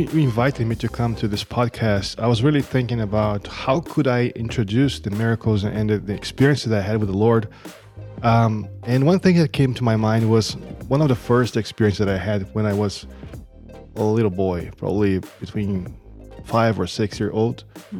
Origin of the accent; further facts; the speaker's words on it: Brazil; now in United States; So I came from Brazil. I'm living here for the past 7 years in the America.